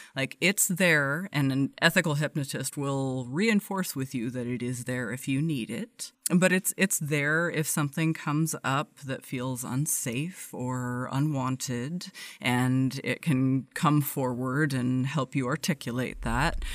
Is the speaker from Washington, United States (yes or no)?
yes; Everett, Washington, United States; grew up just north of Seattle in a very very very blue collar town uh, called Everett